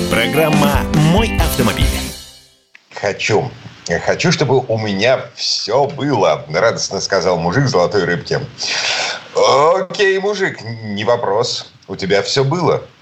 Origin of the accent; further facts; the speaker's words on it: Saint Petersburg, Russia; из Петербурга